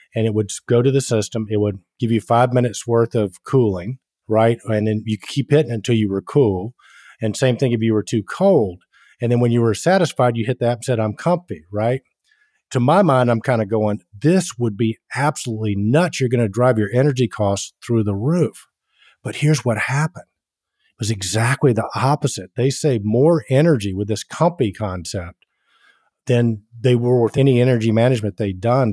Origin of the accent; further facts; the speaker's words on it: Atlanta, Georgia, United States; accent: Southern; I'm born and raised in Atlanta, Georgia.